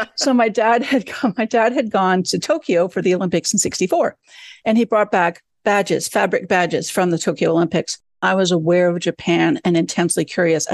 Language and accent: English; Canada; moved away; I grew up in Canada